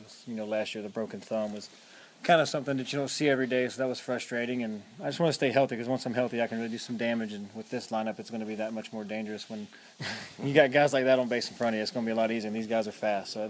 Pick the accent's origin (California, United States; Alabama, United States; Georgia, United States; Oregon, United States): Georgia, United States; Effingham County; In Georgia, yeah, in my hometown of Effingham County.